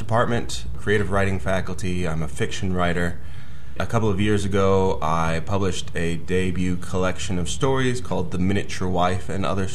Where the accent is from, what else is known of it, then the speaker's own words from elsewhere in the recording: Plano, Texas, United States; also born or lived in Austin, Texas; I grew up in Texas, just north of Dallas, in a small town called Plano